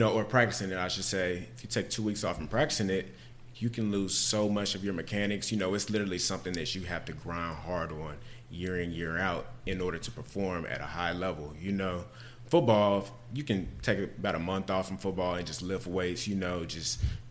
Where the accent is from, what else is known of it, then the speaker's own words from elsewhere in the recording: Pflugerville, Texas, United States; also born or lived in Austin, Texas; I'm actually born and raised in Austin. Grew up in Pflugerville, Texas.